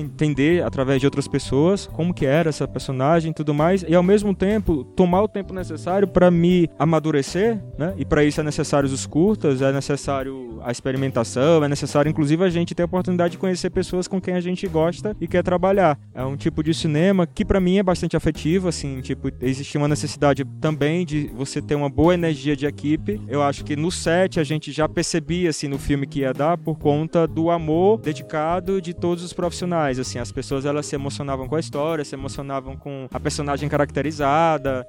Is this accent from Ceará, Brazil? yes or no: yes; Russas, Ceará, Brazil; moved away; also born or lived in Rio de Janeiro; Eu nasci em Russas, Sertão, uma cidade a duas horas e meia de Fortaleza